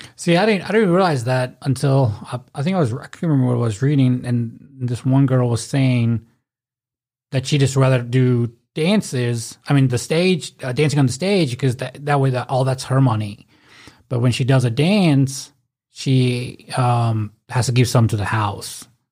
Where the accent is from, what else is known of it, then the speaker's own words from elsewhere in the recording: Memphis, Tennessee, United States; we're from Memphis